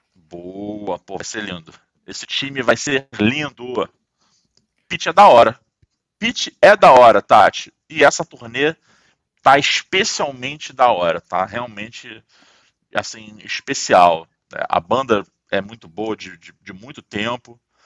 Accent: Rio de Janeiro, Brazil; eu tô aqui falando como um bom carioca

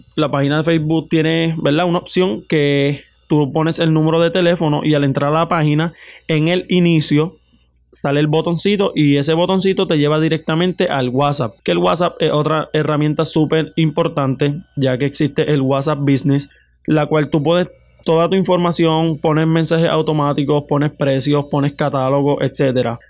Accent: Florida, Puerto Rico; yo soy del pueblo de Florida

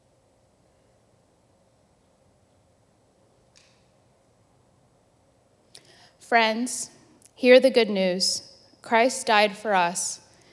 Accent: Venezuela; now in United States; I am from Venezuela

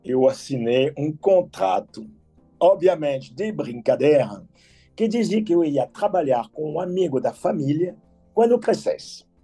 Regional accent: France; Portuguese is a second language; moved away as an adult; now in Rio de Janeiro, Brazil; Eu cheguei no Rio em 1979, com 23 anos de idade. Eu não falava nada de português. Mas o Brasil era como um sonho tropical, sinônimo para mim de sol, Pelé, futebol, mulher bonita, caipirinha e praia.

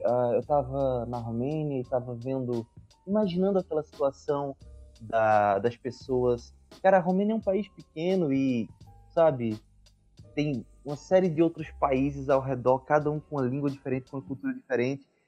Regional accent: Brazil; moved away

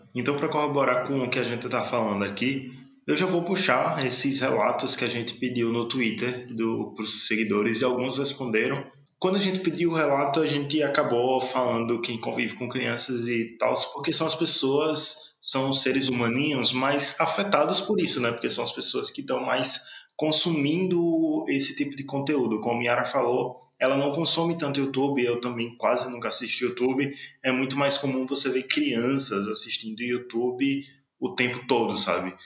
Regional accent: Sergipe, Brazil; a gente tem nosso sotaque próprio, sabe? não digo nem de Sergipe, digo da capital

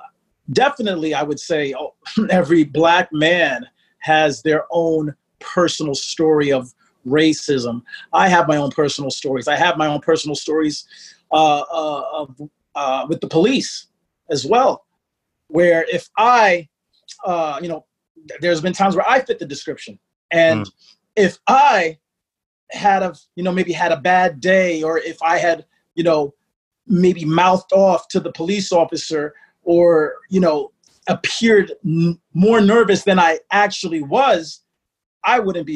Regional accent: United States; My background is, my father is from Bombay, Mumbai, India, and my mother is a black Caribbean woman from St. Kitts, and I was born here in the States.

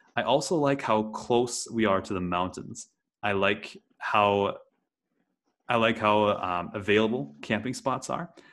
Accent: Wisconsin, United States; moved away; I grew up in Wisconsin in the US

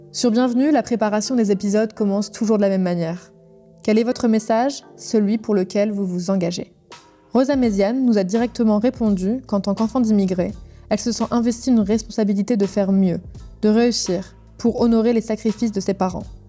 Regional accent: France; une femme blanche, française

